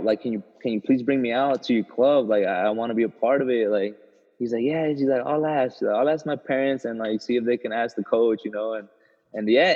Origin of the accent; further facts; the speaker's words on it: Costa Mesa, California, United States; I grew up in Costa Mesa, California